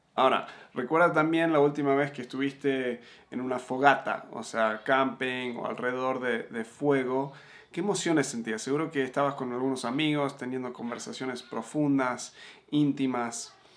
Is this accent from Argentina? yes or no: yes; Argentina; also born or lived in United States / Uruguay; now in Mexico; me crié en Argentina